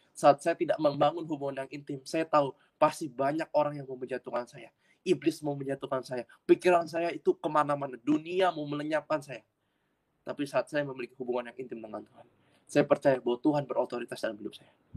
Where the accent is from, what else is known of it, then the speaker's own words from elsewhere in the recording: Jakarta, Indonesia; also born or lived in Surabaya; Asli Jakarta, lahir di Jakarta.